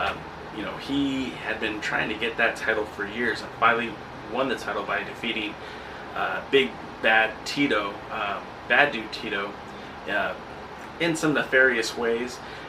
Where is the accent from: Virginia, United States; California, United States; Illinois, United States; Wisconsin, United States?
California, United States; Riverside; really excited about the NXT event coming to my hometown, Riverside, coming to the Inland Empire